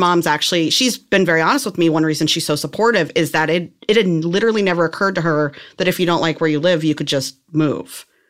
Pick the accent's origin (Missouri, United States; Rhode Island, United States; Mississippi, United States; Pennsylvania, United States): Missouri, United States; outside of Saint Louis; moved away as an adult; I was, like, an hour outside of Saint Louis